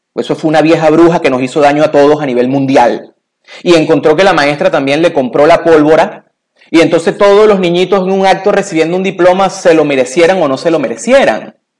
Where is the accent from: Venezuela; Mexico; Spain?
Venezuela; moved away; cuando yo era niño eh, todavía existía un modelo eh, en mi país natal, en Venezuela, que se llamaba Grupo Escolar.